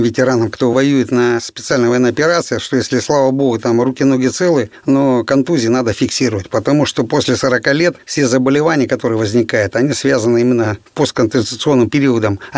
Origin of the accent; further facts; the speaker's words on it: Krasnoyarsk, Krasnoyarsk Krai, Russia; Да, я родился и вырос в Красноярске. Я сибиряк, был призван в ряды вооруженных сил СССР 22 апреля 1984 года.